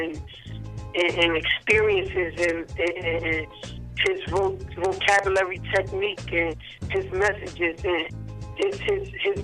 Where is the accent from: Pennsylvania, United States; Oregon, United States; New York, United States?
New York, United States; New York City; also born or lived in Connecticut; I'm from Brooklyn